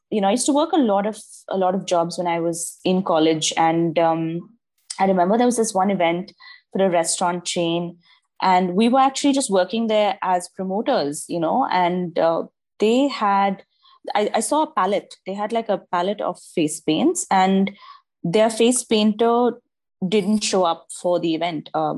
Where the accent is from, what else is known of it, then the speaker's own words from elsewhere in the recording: Dubai, United Arab Emirates; also born or lived in Mangalore, India; I am originally Indian. So I'm from Mangalore, but I was born and raised in Dubai. And I've lived here my entire life.